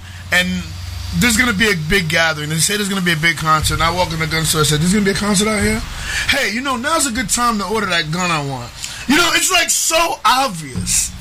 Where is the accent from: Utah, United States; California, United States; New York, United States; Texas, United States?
New York, United States; New York City; I grew up in New York City